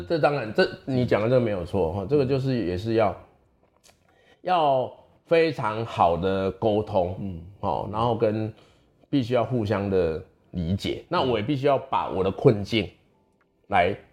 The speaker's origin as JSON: {"language": "Chinese", "area": "the mountain area of Chiayi", "region": "Chiayi County", "country": "Taiwan", "tie": "born or raised there", "said": "我出生在嘉义的山区"}